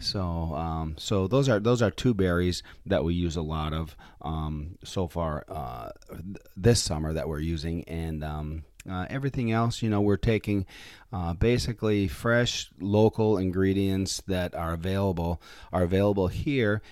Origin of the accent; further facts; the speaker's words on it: Copper City, Michigan, United States; I, uh, was born and raised in, um, in Copper City, Michigan